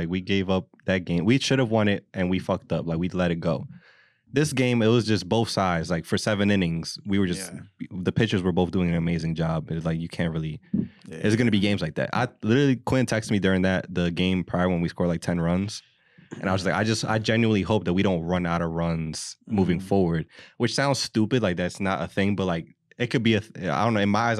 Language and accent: English; Philadelphia, Pennsylvania, United States; But since we're from Philly, it's a big fucking problem.